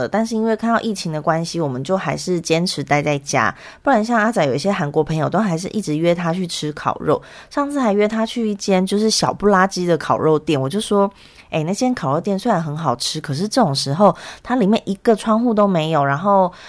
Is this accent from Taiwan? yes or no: yes; Taiwan; now in South Korea; 可是像我从台湾过来，台湾每天其实本土感染是零嘛